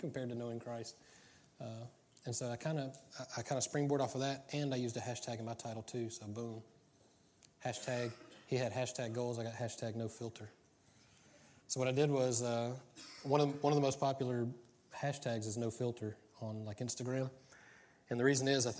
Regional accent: United States; I'm American

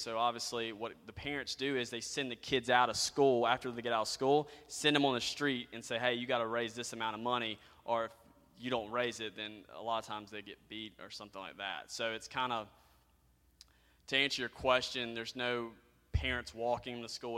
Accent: United States; being an American

